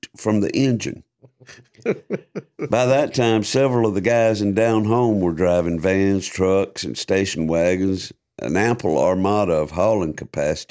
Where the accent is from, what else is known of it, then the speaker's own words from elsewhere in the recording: South Georgia, United States; growing up in South Georgia